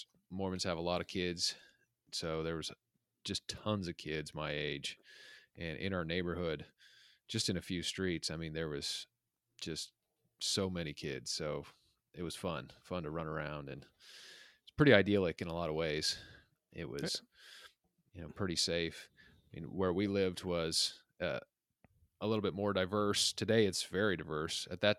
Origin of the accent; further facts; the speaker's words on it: Utah, United States; So I grew up in the Mountain West, in a suburb of Salt Lake City. And where I grew up was kind of like more of a working class place.